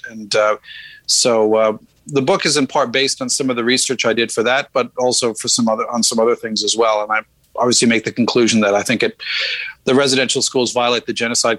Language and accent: English; Saskatchewan, Canada; moved away; I'm from Saskatchewan